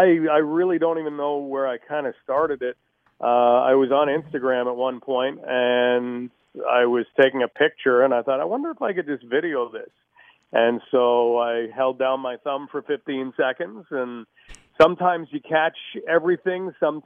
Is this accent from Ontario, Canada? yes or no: yes; London, Ontario, Canada; born there; also born or lived in Hawkesbury; I was born in London, but my dad worked with the government, so we kind of lived on either side of Ottawa.